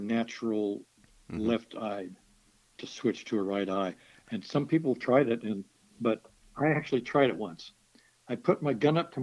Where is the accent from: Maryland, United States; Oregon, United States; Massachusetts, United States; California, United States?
Oregon, United States; Pendleton; where I grew up in Pendleton, is high and dry